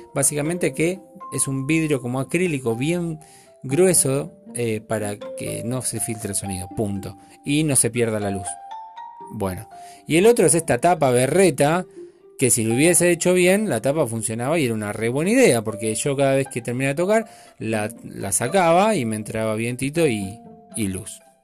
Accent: Buenos Aires, Argentina; yo soy argentino hasta la muerte y, mi sangre y sangre gaucha, eh, porteña

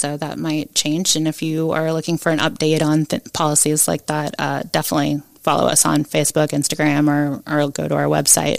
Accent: Cincinnati area, Northern Kentucky, United States; also born or lived in Tampa; now in Huntsville, United States; I'm originally from Kentucky

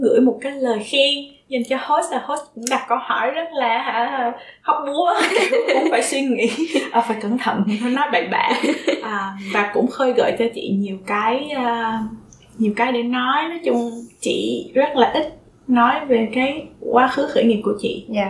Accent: Vietnam; moved away

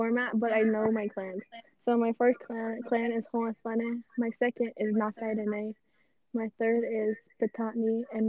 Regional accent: United States; now in California, United States; We are from the Navajo Nation.

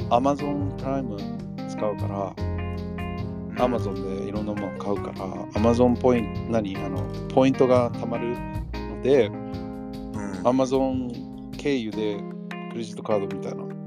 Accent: United States; moved away as an adult; now in Japan

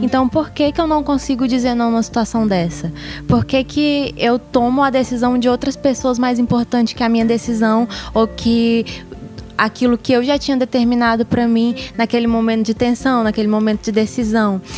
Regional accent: Brazil; A gente é brasileiro

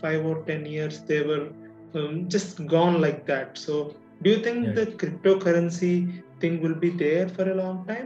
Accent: India; also born or lived in Hyderabad; sitting on the couch in Hyderabad, being an Indian

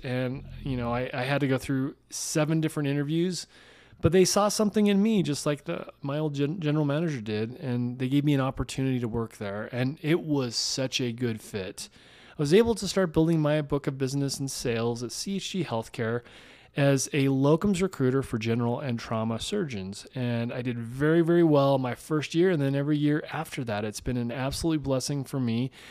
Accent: Salt Lake City, Utah, United States; I grew up in Salt Lake City

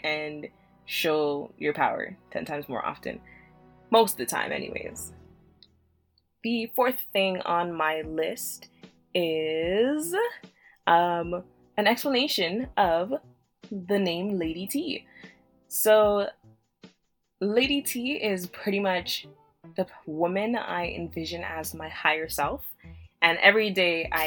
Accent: Canada; also born or lived in Jamaica; I was born in Jamaica and I came to Canada when I was 4.

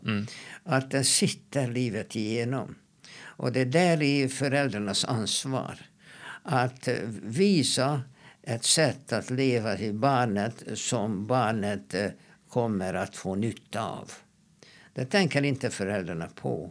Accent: Hungary; now in Sweden; när jag växte upp i Ungern

